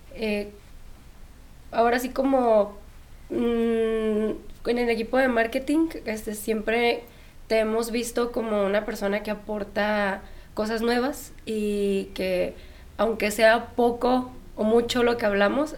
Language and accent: Spanish; Sinaloa, Mexico; yo también soy de Sinaloa